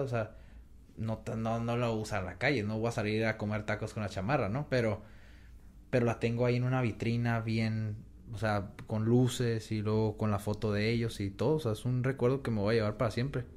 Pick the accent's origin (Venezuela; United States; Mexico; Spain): Mexico; Como mexicanos